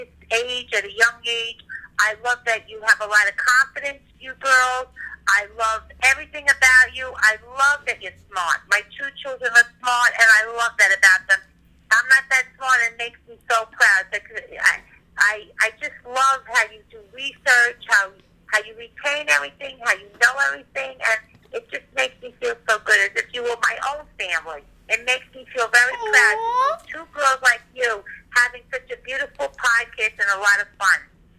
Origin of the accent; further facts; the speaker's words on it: Ventura, California, United States; growing up in Ventura